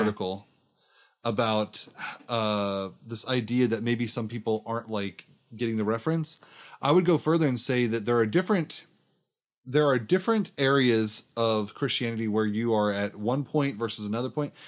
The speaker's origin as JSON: {"language": "English", "region": "Florida", "country": "United States", "said": "I'm from Florida"}